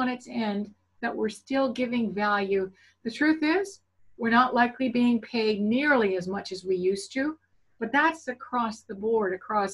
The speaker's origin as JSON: {"language": "English", "country": "Canada", "said": "I am definitely Canadian."}